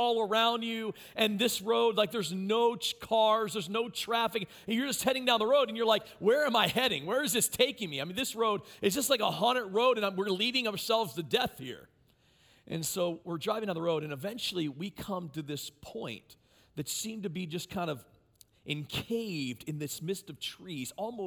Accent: Maryland, United States; moved away as an adult; now in Mansfield, United States; I was pastoring a church in my hometown in Maryland

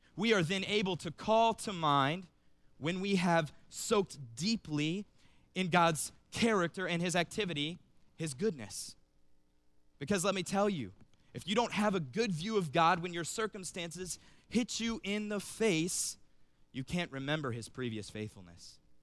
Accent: Cincinnati, Ohio, United States; moved away as an adult; also born or lived in Cedarville, Ohio; I'm originally from Cincinnati

